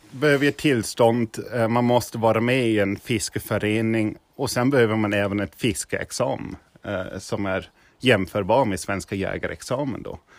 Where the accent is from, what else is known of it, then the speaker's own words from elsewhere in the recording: Niederselters, Hesse, Germany; Swedish is a second language; now in Sweden; jag är från Tyskland.